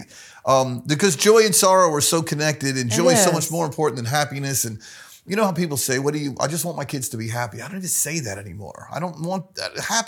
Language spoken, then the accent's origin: English; the South, United States; I'm from the South, Michelangelo.